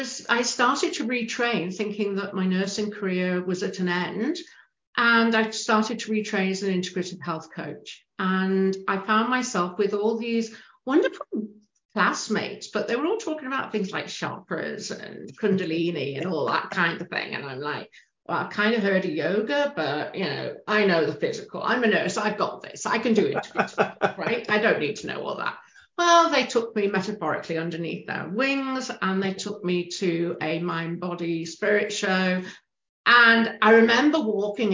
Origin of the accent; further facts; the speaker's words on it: United Kingdom; moved away as an adult; now in Canada; you can tell from the accent, I'm a Brit. I just moved to Canada.